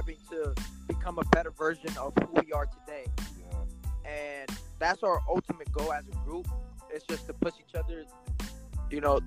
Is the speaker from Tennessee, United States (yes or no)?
no; Newark, New Jersey, United States; I'm from Newark, New Jersey